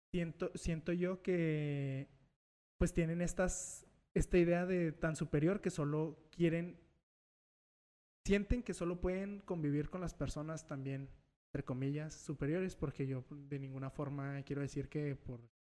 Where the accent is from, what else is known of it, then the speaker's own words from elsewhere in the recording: Mexico; yo, yo no nací en Estados Unidos, yo sí soy mexicano, nada más mexicano